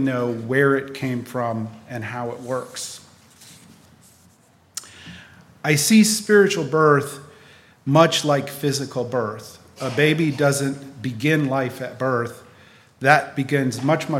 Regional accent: Raleigh, North Carolina, United States; also born or lived in Wisconsin; When I was 9, we moved from Wisconsin to Raleigh, North Carolina

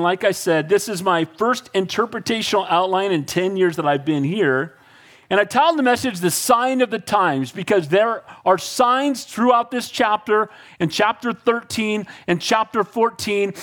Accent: Northern California, United States; I'm from Northern California, so I'm a Giants fan.

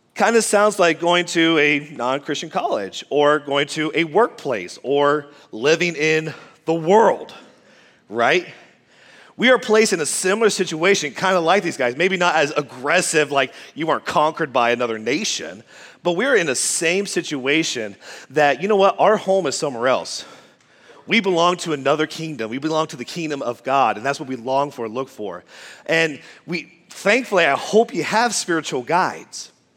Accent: Quebec, Canada; moved away; also born or lived in United States; I grew up in a foreign place called Quebec, Canada

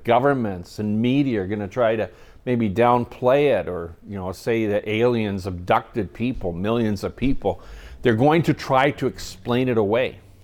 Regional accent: Kamloops, British Columbia, Canada; my hometown, Kamloops

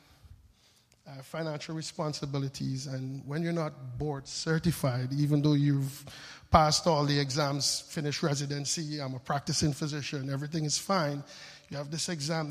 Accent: St. Vincent & Grenadines; moved away; also born or lived in Frankfurt; I'm from the Caribbean, born on a little island called St. Vincent

